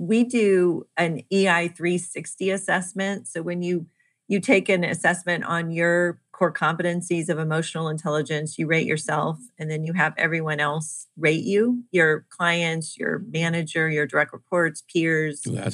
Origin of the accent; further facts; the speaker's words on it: Kansas City, United States; I am from Kansas City